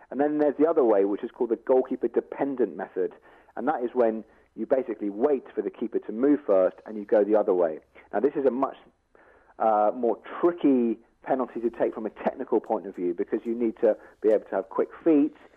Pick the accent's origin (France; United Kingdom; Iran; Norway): United Kingdom; England; I'm English